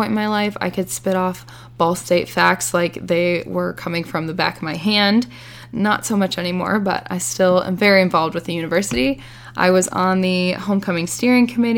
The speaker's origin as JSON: {"language": "English", "town": "Griffith", "region": "Indiana", "country": "United States", "tie": "born or raised there", "said": "I am originally from Northwest Indiana. I am from Griffith, so shout out to the 219. I grew up having a blast as a child"}